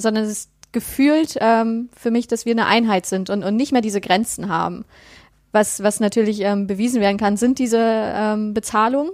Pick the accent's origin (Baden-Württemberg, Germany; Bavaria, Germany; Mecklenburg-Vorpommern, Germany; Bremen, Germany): Mecklenburg-Vorpommern, Germany; near Rostock; now in Dresden area, Germany; ich komme aus der Nähe von Rostock. aber ich wohne aktuell in der Nähe ah, von Dresden